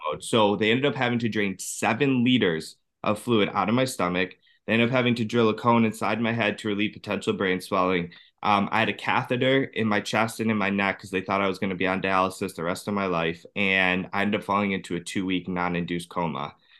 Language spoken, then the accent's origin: English; Cleveland, Ohio, United States; I'm from Cleveland, Ohio